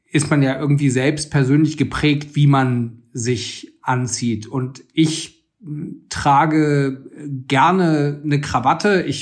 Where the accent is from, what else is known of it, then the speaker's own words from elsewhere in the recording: Frankfurt, Hesse, Germany; Ich bin in Frankfurt aufgewachsen und da hat man in den 90er Jahren auch einen sehr eigenen Kleidungsstil gehabt.